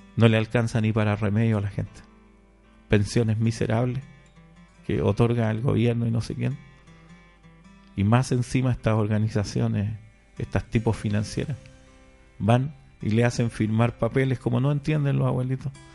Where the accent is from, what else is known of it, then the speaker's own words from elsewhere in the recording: Chile; now in Paraguay; Yo soy chileno para que usted lo entienda, pero hace muchos años que ya vivo por Paraguay